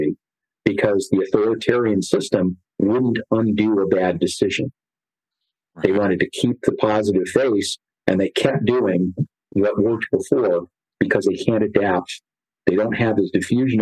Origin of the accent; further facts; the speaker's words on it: California, United States; I grew up in California as a kid